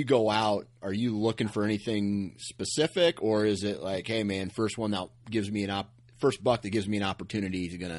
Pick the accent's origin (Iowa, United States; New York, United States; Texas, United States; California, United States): Iowa, United States; I'm a flatlander, right? I'm from the Midwest. We don't have elk in Iowa